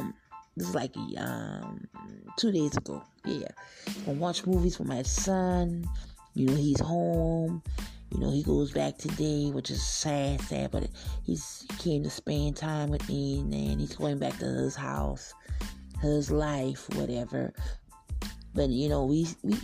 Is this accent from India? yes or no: no; the South, United States; I'm from the South